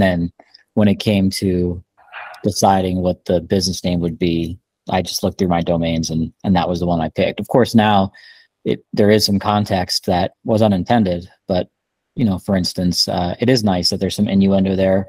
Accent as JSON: {"language": "English", "region": "New Jersey", "country": "United States", "moved": "as an adult", "lives_now": "Colorado, United States", "said": "I'm originally from New Jersey. About almost 20 years ago, I think, I moved"}